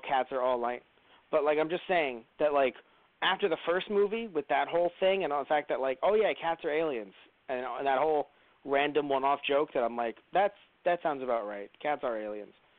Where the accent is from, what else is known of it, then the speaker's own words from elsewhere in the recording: New York City, New York, United States; as a New Yorker